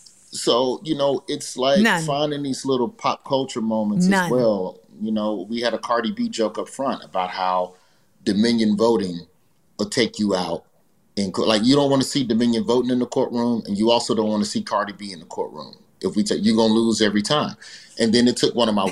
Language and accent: English; Birmingham, Alabama, United States; I'm from Birmingham